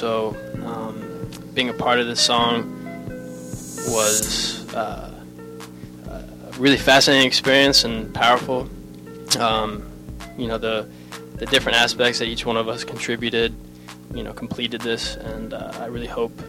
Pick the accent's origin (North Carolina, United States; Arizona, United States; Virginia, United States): Arizona, United States; Tucson; now in Los Angeles, United States; I'm from Tucson, Arizona, originally. I'm 26 years old as well.